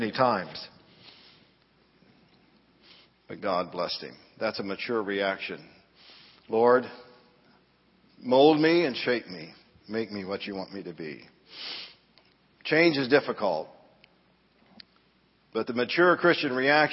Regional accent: Danville, Illinois, United States; I grew up in Southside Church of the Nazarene, Danville, Illinois

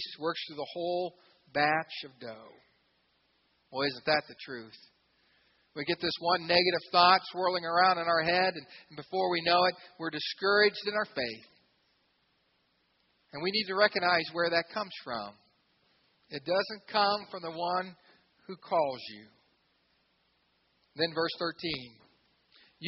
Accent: Xenia, Ohio, United States; I grew up in Xenia, Ohio, a lot of farms around us

